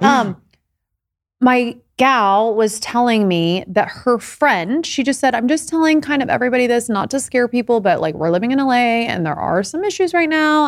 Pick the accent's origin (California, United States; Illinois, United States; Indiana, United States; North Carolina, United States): Indiana, United States; growing up in Indiana